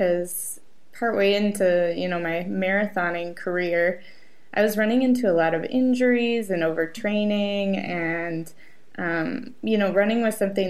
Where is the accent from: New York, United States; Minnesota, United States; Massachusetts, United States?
Minnesota, United States; Minneapolis; it's my hometown race